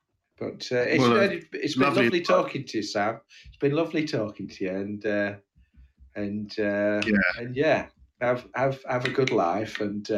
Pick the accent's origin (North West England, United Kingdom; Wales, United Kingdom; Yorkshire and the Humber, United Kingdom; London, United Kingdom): North West England, United Kingdom; Oldham; where are you from? I said, Oldham.